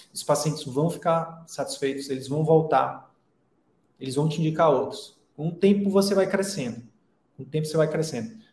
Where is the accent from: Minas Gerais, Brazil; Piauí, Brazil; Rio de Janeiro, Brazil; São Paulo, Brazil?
Piauí, Brazil; Picos; moved away as an adult; also born or lived in Teresina; eu escolhi sair da minha cidade natal, né, que é Picos, lá no interior do Piauí, e ir para Teresina